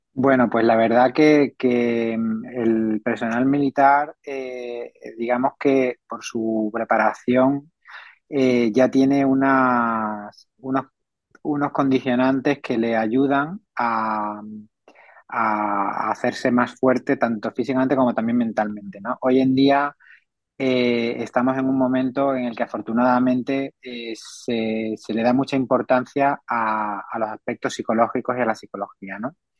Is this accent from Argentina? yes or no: no; San Fernando, Andalusia, Spain; also born or lived in Seville; yo soy un, sevillano de nacimiento, pero criado en, San Fernando y toda mi familia procede de San Fernando, en Cádiz.